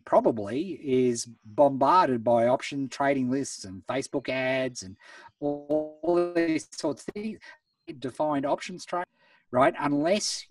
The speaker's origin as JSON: {"language": "English", "town": "Beechworth", "region": "Victoria", "country": "Australia", "tie": "born or raised there", "said": "I grew up in Beechworth, town of 3,000 people"}